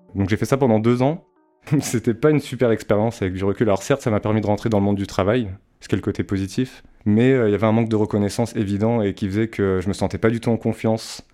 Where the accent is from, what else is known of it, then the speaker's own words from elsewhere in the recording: Val-de-Marne, Île-de-France, France; also born or lived in Châteauroux; suis né à Châteauroux, magnifique ville, soit dit en passant, et euh, j'ai grandi dans le Val-de-Marne avec mes parents et ma grande sœur